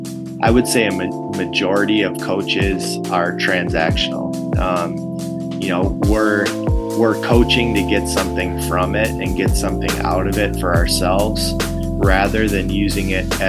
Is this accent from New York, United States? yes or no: no; Frazee, Minnesota, United States; I grew up in Frazee, Minnesota